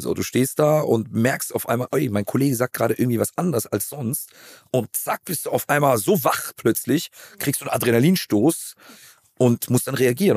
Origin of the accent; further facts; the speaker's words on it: Cologne, North Rhine-Westphalia, Germany; Ich bin eine Kölsche Jung, geboren in der Südstadt, im Klösterchen